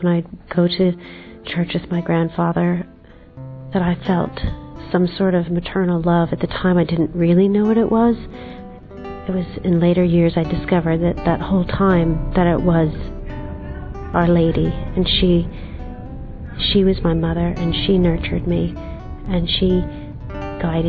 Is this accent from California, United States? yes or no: no; Chicago, Illinois, United States; moved away as an adult; also born or lived in Ireland; now in London, United Kingdom; I'm originally from the United States, from Chicago.